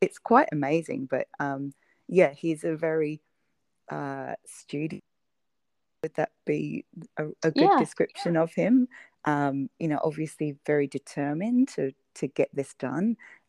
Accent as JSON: {"language": "English", "country": "United Kingdom", "moved": "as an adult", "lives_now": "Australia", "said": "you might be able to tell from my weird accent that I'm originally from the UK, and okay. I moved to Australia about 10 years ago"}